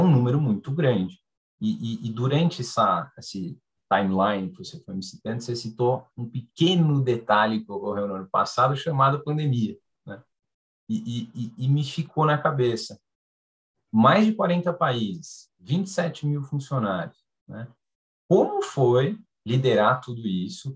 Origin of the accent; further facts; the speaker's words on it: Brazil; nós somos brasileiros